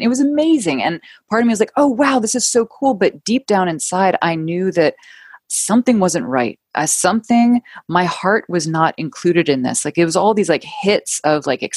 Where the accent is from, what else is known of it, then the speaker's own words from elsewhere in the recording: New York City, New York, United States; moved away as an adult; also born or lived in London; I ended up moving home back to my hometown of New York City